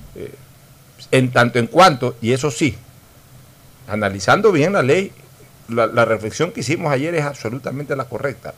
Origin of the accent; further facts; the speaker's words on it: Ecuador; somos los ecuatorianos